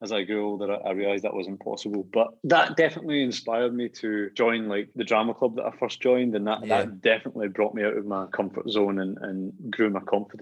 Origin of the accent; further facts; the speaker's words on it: Rutherglen, Scotland, United Kingdom; moved away as an adult; also born or lived in London; I loved growing up in Rutherglen